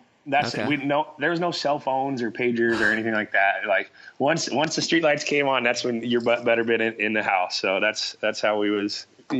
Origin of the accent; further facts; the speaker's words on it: Boise, Idaho, United States; I grew up in Boise, Idaho when it was a small little town.